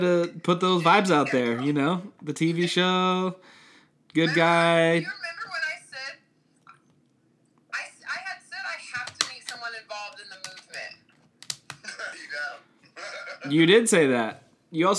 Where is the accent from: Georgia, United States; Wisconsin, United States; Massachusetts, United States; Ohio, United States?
Ohio, United States; Cincinnati; moved away as an adult; also born or lived in Los Angeles; I'm in my hometown of Cincinnati